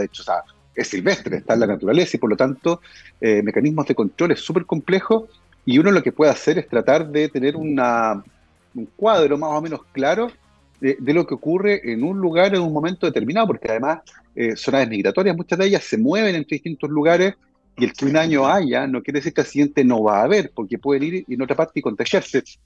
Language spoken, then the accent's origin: Spanish; Concepción, Biobío, Chile